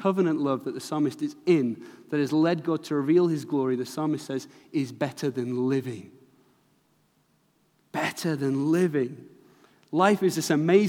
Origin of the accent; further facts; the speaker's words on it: Manchester, North West England, United Kingdom; I'm from Manchester